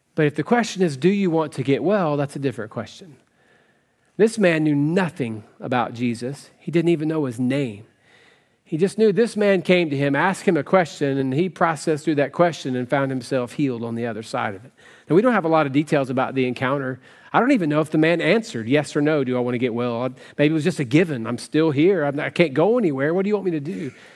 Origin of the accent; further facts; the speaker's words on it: West Tennessee, United States; I grew up in West Tennessee